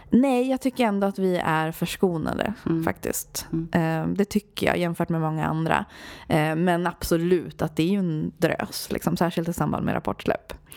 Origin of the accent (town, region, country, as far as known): Sweden; born or raised there; also born or lived in Sri Lanka